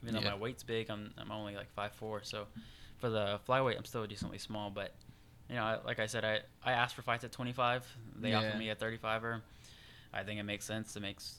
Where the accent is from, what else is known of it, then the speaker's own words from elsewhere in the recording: Houston, Texas, United States; moved away as an adult; now in Sacramento, United States; born and raised in Houston, Texas.